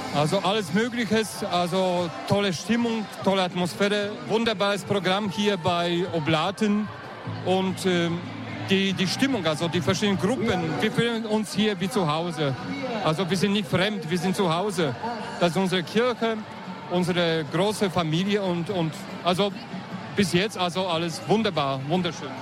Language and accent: German; Regensburg, Bavaria, Germany; also born or lived in Black Forest; ich komme aus Regensburg